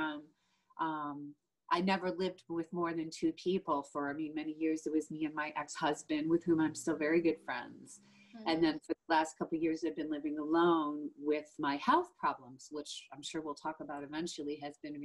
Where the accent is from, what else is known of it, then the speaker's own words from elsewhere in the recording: Buffalo, New York, United States; also born or lived in London; I'm a native Buffalonian